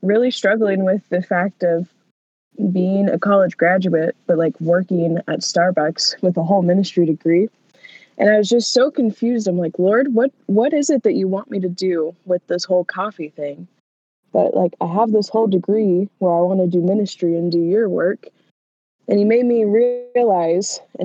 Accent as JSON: {"language": "English", "town": "Hartford City", "region": "Indiana", "country": "United States", "tie": "born or raised there", "said": "I grew up in a town of about, I would say, 2,000 people, and it's Hartford City, Indiana"}